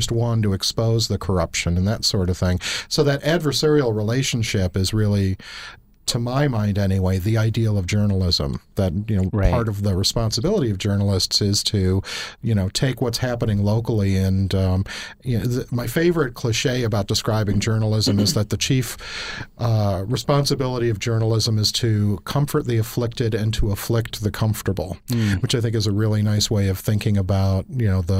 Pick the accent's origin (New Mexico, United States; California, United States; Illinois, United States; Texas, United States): Illinois, United States; Chicago; now in Oklahoma, United States; I grew up in Chicago